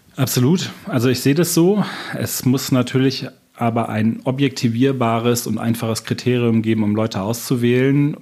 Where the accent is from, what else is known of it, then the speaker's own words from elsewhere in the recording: Bonn, North Rhine-Westphalia, Germany; moved away as an adult; now in Augsburg, Germany; Ich bin Rheinländer aus Bonn, in Bonn geboren, habe lange auch im Rheinland gearbeitet, aber jetzt bin ich seit zweieinhalb Jahren hier in Augsburg